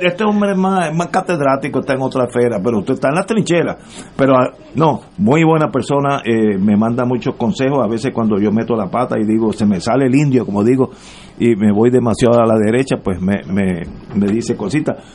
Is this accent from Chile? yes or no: no; United States; now in Puerto Rico; yo me crié casi en Estados Unidos y cuando uno regresa a la isla